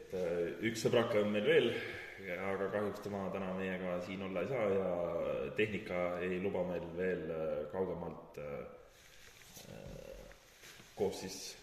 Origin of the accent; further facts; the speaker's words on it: Pärnu County, Estonia; oleme siis äh, kohalik võistlusats, oleme Pärnumaalt pärit